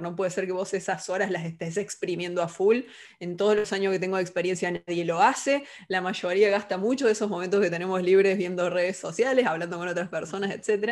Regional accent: Córdoba, Argentina; moved away as an adult; also born or lived in Carlos Paz, Argentina; now in Buenos Aires, Argentina; Soy cordobesa, argentina

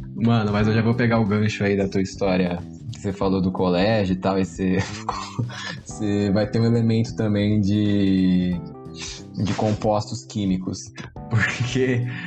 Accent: Santos, São Paulo, Brazil; a gente é de Santos, né? Então faz um calor da porra e todo mundo é de chinelo

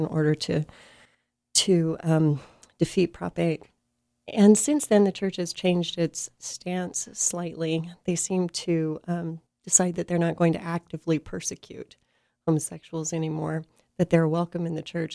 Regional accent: Salt Lake City, Utah, United States; I grew up in Salt Lake City

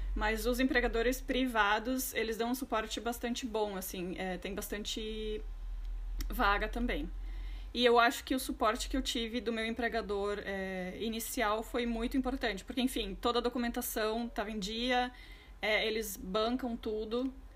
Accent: Rio Grande do Sul, Brazil; moved away as an adult; also born or lived in Porto Alegre; now in London, United Kingdom; sou natural do Rio Grande do Oposto, do Rio Grande do Sul, do Brasil

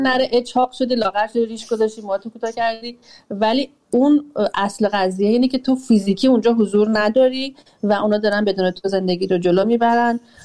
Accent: Iran; moved away as an adult; سنم کم نبوده وقتی از ایران اومدم بیرون 34 سالم بوده وقتی اومدم بیرون

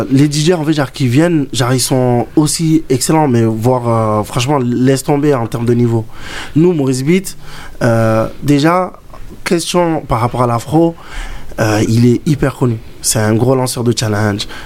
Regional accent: Comoros; Malgré que je suis comorien, et c'est de là où j'ai commencé la danse par rapport à l'afro.

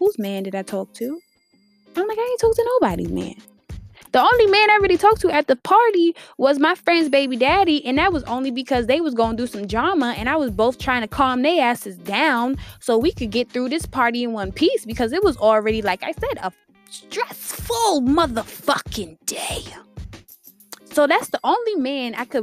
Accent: Worcester, Massachusetts, United States; now in Houston, United States; I grew up in a small town. I grew up in Worcester, Massachusetts. It's right outside of Boston

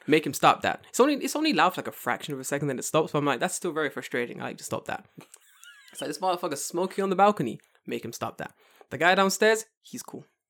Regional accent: London, United Kingdom; now in Tokyo, Japan; growing up in London

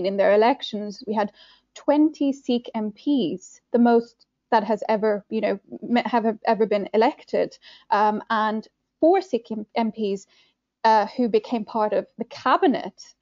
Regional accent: Ireland; I grew up in Ireland

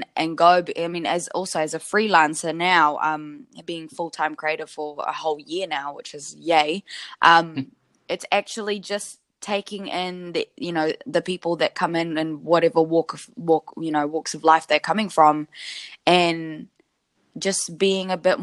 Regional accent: New Zealand; born or raised there

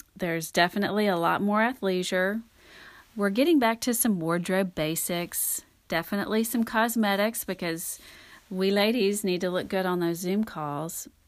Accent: North Louisiana, United States; also born or lived in Texas; now in Dallas, United States; I grew up in North Louisiana

